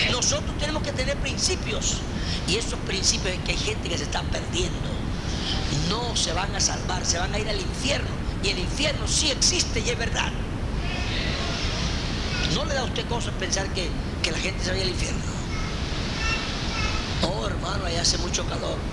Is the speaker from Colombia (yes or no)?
yes; Colombia; hermana, cálmese, usted y yo somos colombianos.